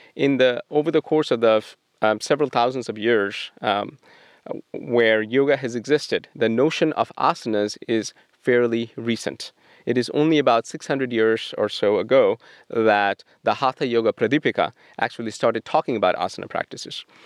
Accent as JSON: {"language": "English", "town": "Kolkata", "region": "West Bengal", "country": "India", "tie": "born or raised there", "moved": "yes", "lives_now": "Portland, United States", "said": "I grew up in Calcutta, India"}